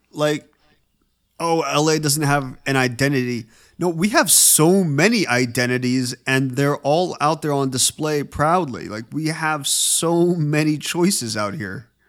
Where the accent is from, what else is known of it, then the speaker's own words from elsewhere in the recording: Petaluma, California, United States; now in Los Angeles, United States; my hometown, Petaluma